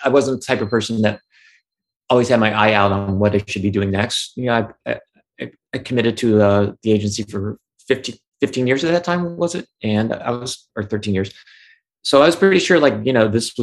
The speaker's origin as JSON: {"language": "English", "town": "Cincinnati", "region": "Ohio", "country": "United States", "said": "I am from Cincinnati, Ohio."}